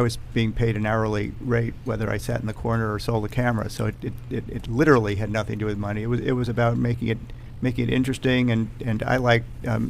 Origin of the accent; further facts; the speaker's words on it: Washington, District of Columbia, United States; born there; also born or lived in New York / Chicago; I was born in Washington, D.C., seventh mm-hmm. generation, mm-hmm. and mm-hmm. moved to New York and then to Chicago.